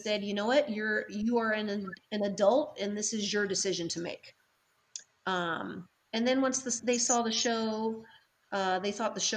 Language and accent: English; North Carolina, United States; moved away; we're from the South, we're from North Carolina